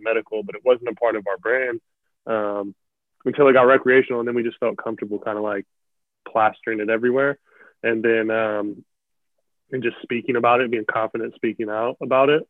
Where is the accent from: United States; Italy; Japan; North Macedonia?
United States; Central Washington; also born or lived in Memphis, Tennessee / Portland, Oregon; now in Seattle area, United States; I grew up in like Central Washington